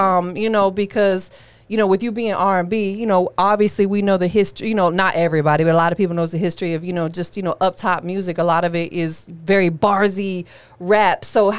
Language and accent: English; Tampa, Florida, United States; Like I'm from Tampa